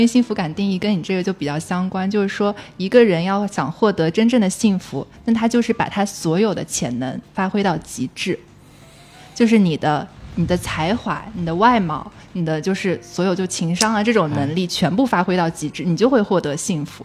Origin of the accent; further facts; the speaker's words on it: southern China, China; accent: southern; 我是南方人